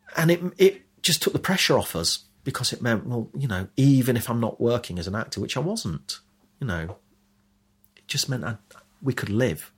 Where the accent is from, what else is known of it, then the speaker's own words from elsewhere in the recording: Leicester, East Midlands, United Kingdom; now in London, United Kingdom; the life I had had growing up in Leicester